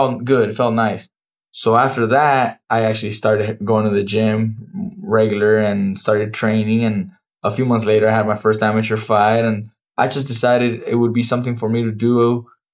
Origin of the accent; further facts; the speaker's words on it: Oxnard, California, United States; My dad was in charge of a local gym in Oxnard. We come from Oxnard